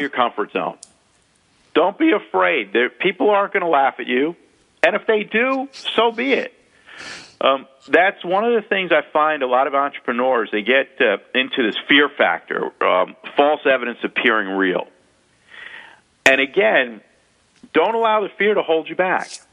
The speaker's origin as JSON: {"language": "English", "country": "United States", "also_born_or_lived": "South Florida", "accent": "a little New Yorkish and South Florida mixed together", "said": "my accent being a little New Yorkish and uh, South Florida mixed together"}